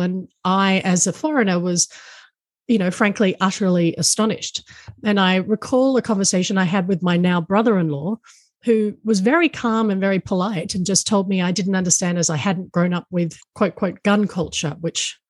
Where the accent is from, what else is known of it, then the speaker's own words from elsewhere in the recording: Australia; I'm Australian and that my husband is American